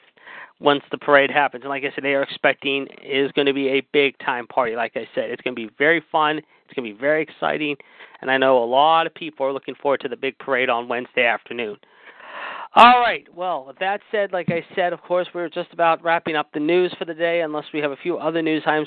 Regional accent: Pittsburgh, Pennsylvania, United States; my hometown team, the Pittsburgh Penguins

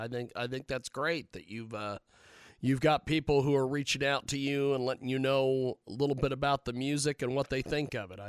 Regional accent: United States; I barely speak the English language, and I was born in the United States

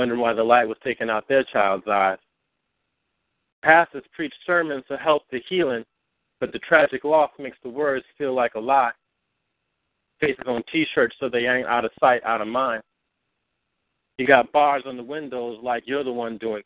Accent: Oakland, California, United States; now in New York, United States; I'm from California. I reside in New York right now, but I'm from Oakland, California, from the town

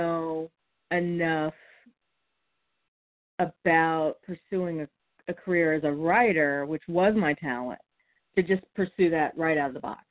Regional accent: Texas, United States; moved away; also born or lived in East Coast; I'm a Texan who has survived living on the East Coast longer than I lived in Texas

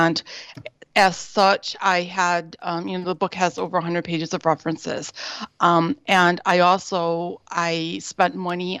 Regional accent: United States; moved away as an adult; now in Berlin, Germany; I am an American activist, social justice activist, and author currently living in Berlin

